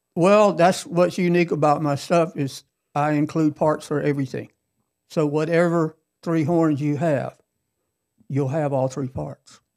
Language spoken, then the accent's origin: English; Cherokee Heights, Georgia, United States; I'm from Cherokee Heights